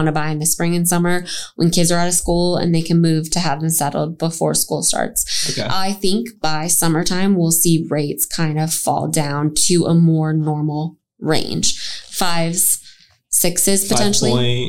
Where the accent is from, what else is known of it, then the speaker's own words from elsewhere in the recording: Minneapolis, Minnesota, United States; now in Texas, United States; I'm from Minneapolis.